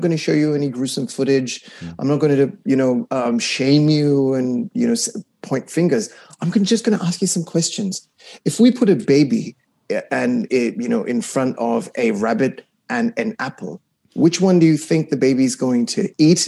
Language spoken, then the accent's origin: English; Kuwait; I was raised in the Middle East in Kuwait